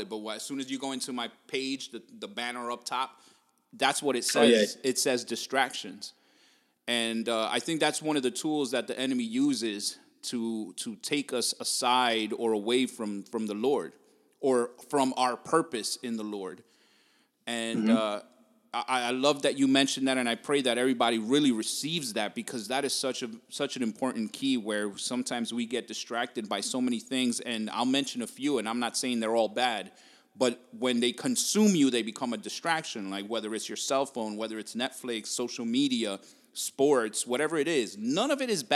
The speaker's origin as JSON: {"language": "English", "town": "Jersey City", "region": "New Jersey", "country": "United States", "tie": "born or raised there", "moved": "as an adult", "lives_now": "Vineland, United States", "said": "I raised in Jersey City, then lived all over Hudson County"}